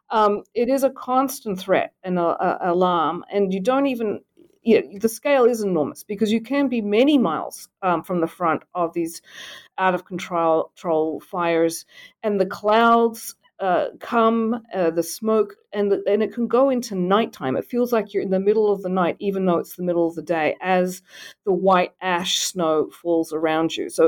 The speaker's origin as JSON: {"language": "English", "country": "Australia", "tie": "born or raised there", "moved": "as an adult", "lives_now": "United States", "said": "so, you know, I grew up in Australia. I've been in the United States for about 30 years."}